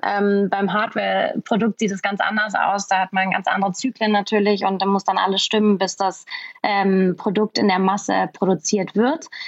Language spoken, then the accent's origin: German; Berlin, Germany; ich bin Berlinerin, ich kenne mich hier super gut aus